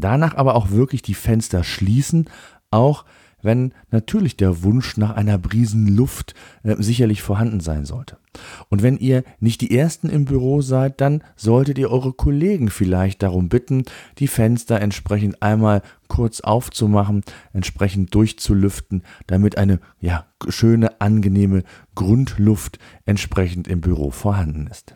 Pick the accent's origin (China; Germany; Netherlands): Germany; bei uns in Deutschland